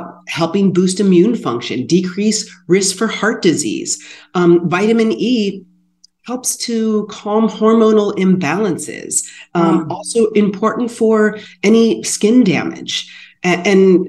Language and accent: English; Sycamore, Ohio, United States; growing up in Sycamore, Ohio with my grandparents